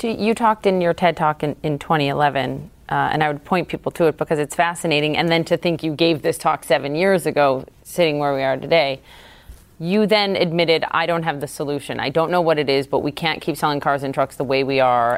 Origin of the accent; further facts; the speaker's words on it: Minnesota, United States; where I'm from, Minnesota